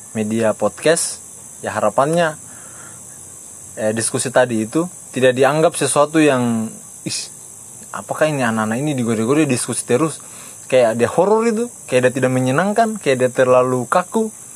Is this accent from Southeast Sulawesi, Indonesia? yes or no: yes; Baubau, Southeast Sulawesi, Indonesia; saya juga orang Bau-Bau, orang tua asli Bau-Bau, tinggal di Lamangga